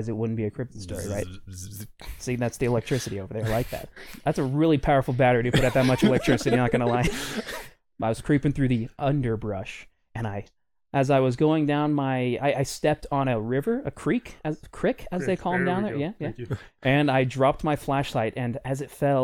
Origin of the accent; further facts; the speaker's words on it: Tennessee, United States; I'm from Tennessee